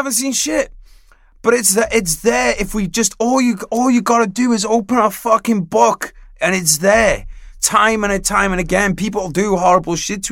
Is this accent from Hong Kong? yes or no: no; United Kingdom; I'm British